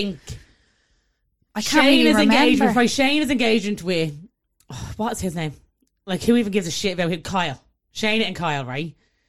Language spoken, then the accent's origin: English; Ireland; that's just us being Irish.